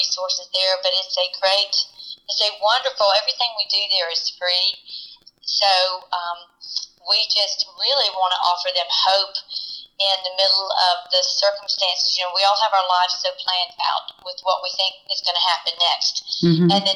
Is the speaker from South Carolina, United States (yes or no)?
yes; Columbia, South Carolina, United States; I grew up in Columbia